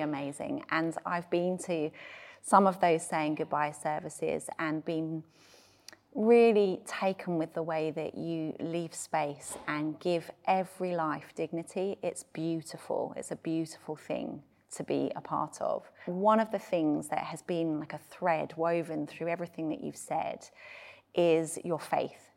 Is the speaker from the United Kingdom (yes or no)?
yes; United Kingdom; being British